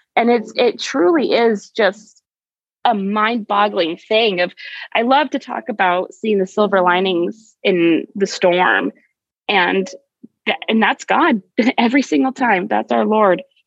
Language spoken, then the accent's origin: English; Arizona, United States; I'm back in my home state of Arizona